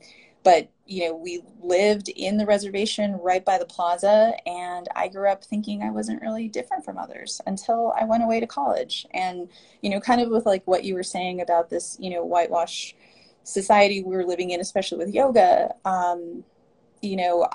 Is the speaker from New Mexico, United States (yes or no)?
yes; Isleta Pueblo, New Mexico, United States; also born or lived in Ohkay Owingeh; I am from Isleta Pueblo and also Okeowingue. I grew up in New Mexico on one of the reservations in New Mexico. You know, Isleta is about 20 minutes south of Albuquerque.